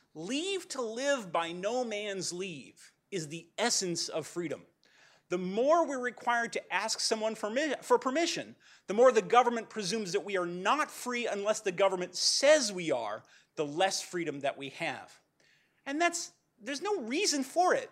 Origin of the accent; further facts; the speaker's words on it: Pasadena, California, United States; I'm from Pasadena